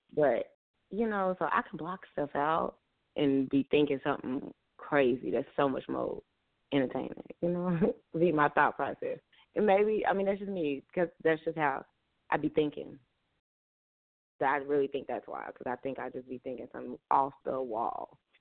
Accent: Tulsa, Oklahoma, United States; my hometown where I'm at now, and where I reside, the town Tulsa, Oklahoma

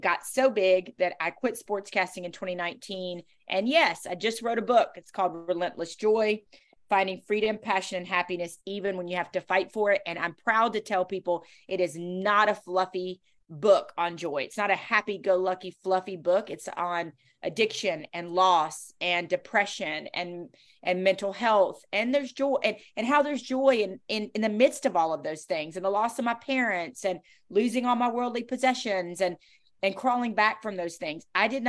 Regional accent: the South, United States; accent: Southern; I remember I was told that I was too Southern. My accent was too Southern, and that it was a detriment to me.

